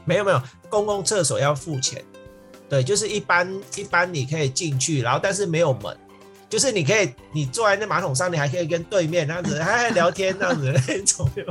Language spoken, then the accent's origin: Chinese; Vietnam; moved away; 因为我是越南出生的。对，所以， 所以其实我们在越南乡下的